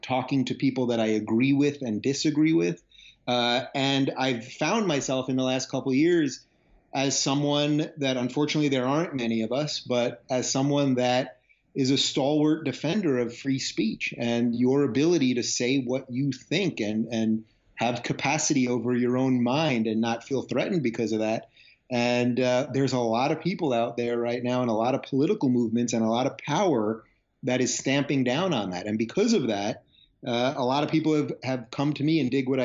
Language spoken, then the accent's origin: English; Long Island, New York, United States; moved away as an adult; also born or lived in Brooklyn, New York / Manhattan, New York; now in Los Angeles, United States; I was born in Brooklyn, grew up in Long Island, New York, lived in Manhattan most of my life